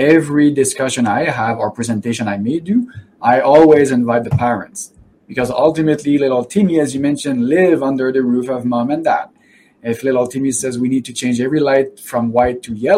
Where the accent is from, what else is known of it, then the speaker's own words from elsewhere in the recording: Canada; I'm from Canada, after all